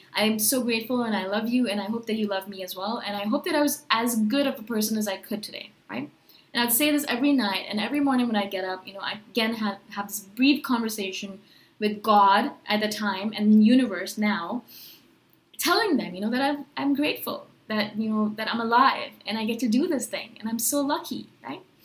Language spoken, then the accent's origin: English; India; I was born in India. My parents are Indian, and they're Hindus and so, you know, we went to temples